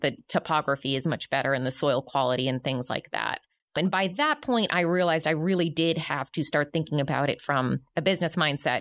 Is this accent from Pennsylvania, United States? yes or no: no; right outside of Boston, Massachusetts, United States; now in Northwest Arkansas, United States; I grew up right outside of Boston, Massachusetts